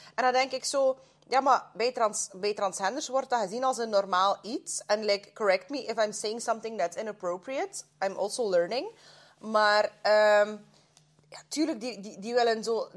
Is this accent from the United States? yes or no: no; Russia; moved away; als Russische vrouw, als immigrant